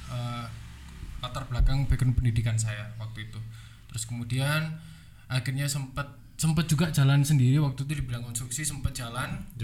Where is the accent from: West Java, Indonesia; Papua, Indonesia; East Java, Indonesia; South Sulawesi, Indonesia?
East Java, Indonesia; Batu; Saya asli Batu.